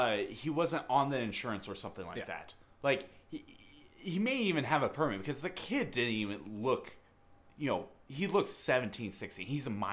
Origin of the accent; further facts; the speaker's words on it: Australia; I'm Australian.